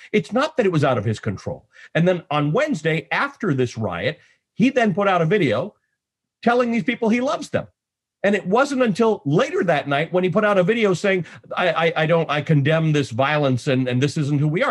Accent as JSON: {"language": "English", "country": "Canada", "also_born_or_lived": "Nairobi, Kenya", "moved": "yes", "lives_now": "United States", "said": "I'm, I'm Canadian"}